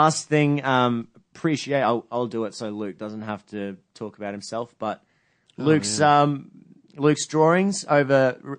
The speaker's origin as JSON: {"language": "English", "region": "England", "country": "United Kingdom", "said": "I'm English, and I've just got to."}